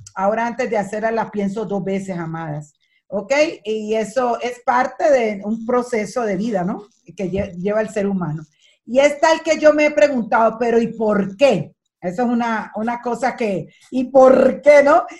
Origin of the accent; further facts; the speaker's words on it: Colombia; moved away as an adult; now in Dominican Republic; yo soy colombiana